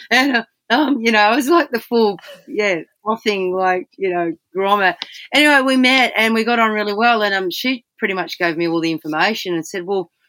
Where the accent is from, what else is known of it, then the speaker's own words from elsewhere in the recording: Albany, Western Australia, Australia; whaling town. Yeah, it, it, yes. It's a real southern town in Western Australia. It's, it's, um, it's the southern tip of Western Australia. It's really rugged.